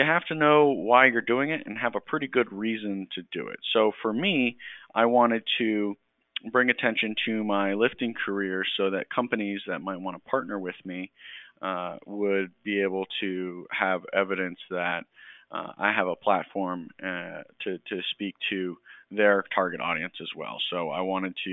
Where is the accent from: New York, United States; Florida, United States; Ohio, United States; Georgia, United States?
Georgia, United States; moved away as an adult; I grew up in Georgia, grew up in a Navy family. However, my dad was out by the time I was born.